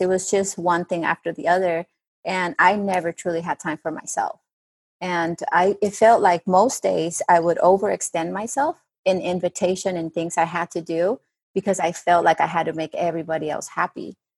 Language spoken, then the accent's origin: English; Bogota, Colombia; English is a second language; now in United States; I'm originally from Bogota, Colombia. So I do have sometimes of an accent